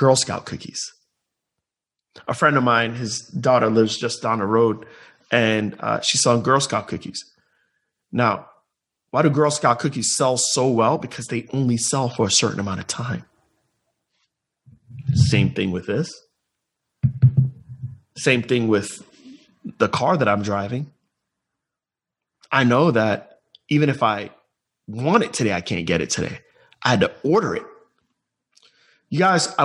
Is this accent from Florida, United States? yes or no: yes; Tampa, Florida, United States; my hometown here in Tampa Bay